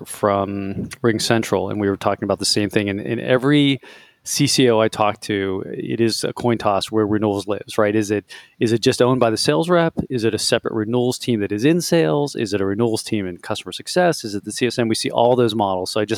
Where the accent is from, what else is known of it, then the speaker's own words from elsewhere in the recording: Pittsburgh, Pennsylvania, United States; I was born in Pittsburgh